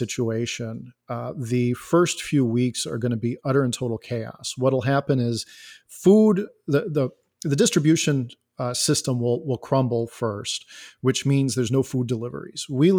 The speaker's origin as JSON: {"language": "English", "town": "Elgin", "region": "Illinois", "country": "United States", "said": "I am a software developer. I am from Elgin, Illinois."}